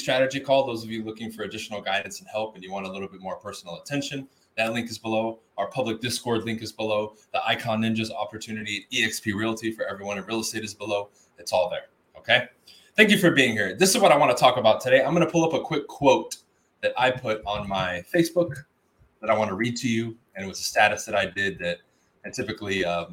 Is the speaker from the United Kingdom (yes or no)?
no; Huntington Park, California, United States; I grew up in Huntington Park, California, which is right next to South